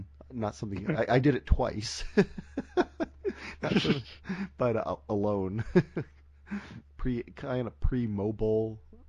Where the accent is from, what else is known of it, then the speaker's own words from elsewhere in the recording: Canada; I'm Canadian.